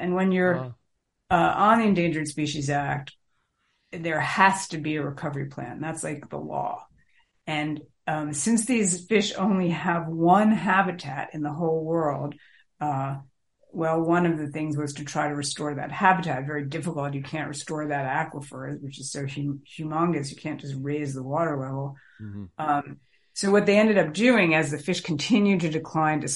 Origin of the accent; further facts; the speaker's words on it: New York City, New York, United States; I grew up in New York, the New York City water system